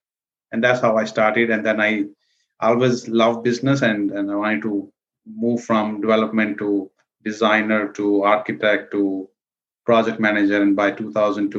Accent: India; moved away as an adult; also born or lived in New York City; now in United States; I was born and raised in India. And I came here actually to New York City in 91 to pursue my MBA

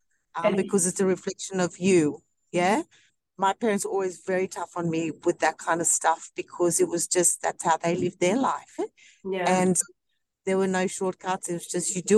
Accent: Hornsby, New South Wales, Australia; also born or lived in South Africa; I grew up in Hornsby, and then my parents moved to Blacktown

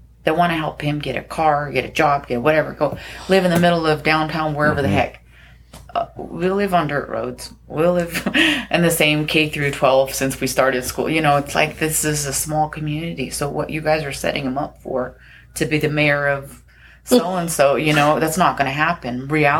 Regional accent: Kauai, Hawaii, United States; I'm from Kauai, part of the board.

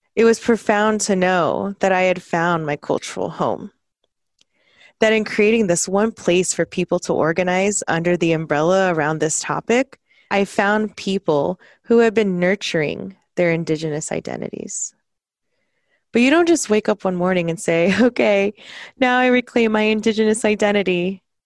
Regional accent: South Texas, United States; born or raised there; now in Seattle, United States

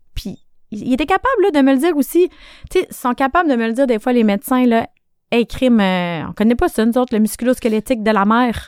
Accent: Quebec City, Quebec, Canada; moved away as an adult; also born or lived in Sherbrooke; On n'avait rien qui nous attendait à Québec à part ma famille, parce que je viens de Québec.

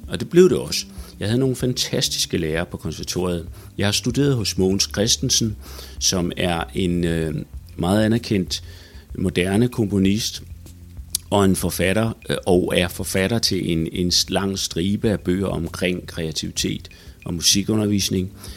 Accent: Odense, Southern Denmark, Denmark; min gamle hjemby Odense

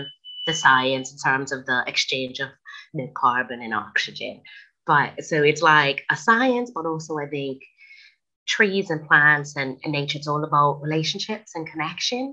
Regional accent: Bermuda; now in Manchester, United Kingdom; I'm currently based in the UK in Manchester, but I was originally born and raised in Bermuda, so I'm an island girl for life.

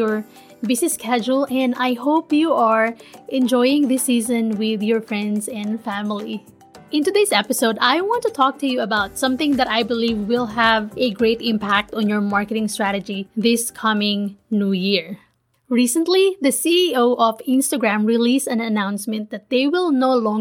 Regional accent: Manila, Metro Manila, Philippines; born or raised there; moved away as an adult; now in United States

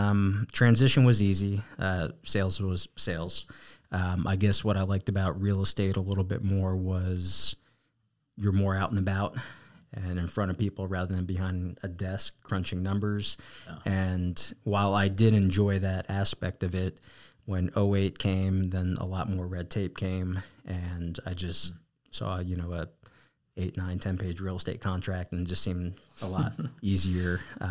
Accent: East Coast, United States; accent: East Coast; You know, I had to say it was probably my East Coast accent at the time, and just my personality

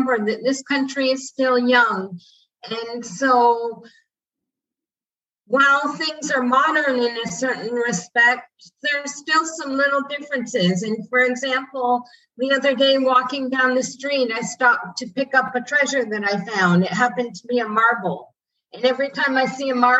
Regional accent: Canada; moved away as an adult; now in Ambergris Caye, Belize; personally being Canadian and Commonwealth

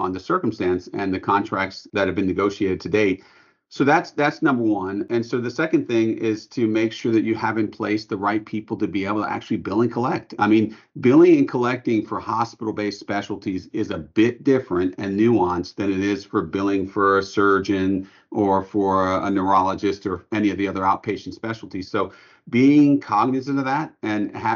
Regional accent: New Orleans, Louisiana, United States; we're from New Orleans

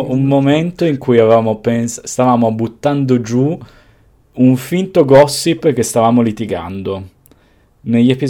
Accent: Piedmont, Italy; e sono quindi piemontese, non ti sì. nasconde.

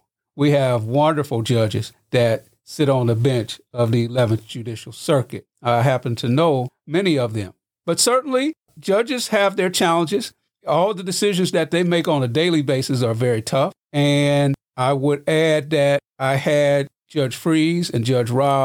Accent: Festus, Missouri, United States; moved away as an adult; also born or lived in McLean County, Illinois; now in Bloomington, United States; my hometown of Festus, Missouri, which is like 35 miles south of St. Louis

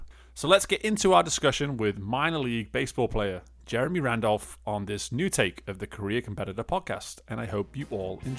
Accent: England, United Kingdom; an English guy who did not grow up on baseball

